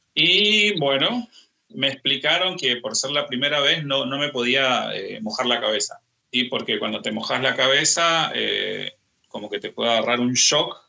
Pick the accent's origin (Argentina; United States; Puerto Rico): Argentina; Misiones; moved away as an adult; also born or lived in Buenos Aires, Argentina; now in Saint Petersburg, Russia; yo soy de Misiones